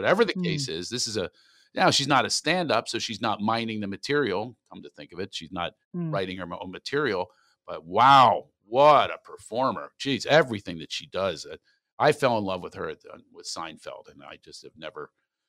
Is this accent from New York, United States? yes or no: no; California, United States; Hey, where are you guys from? And I go, California.